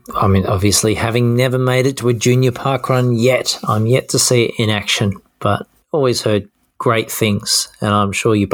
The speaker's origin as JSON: {"language": "English", "region": "Tasmania", "country": "Australia", "tie": "born or raised there", "said": "growing up in Tassie"}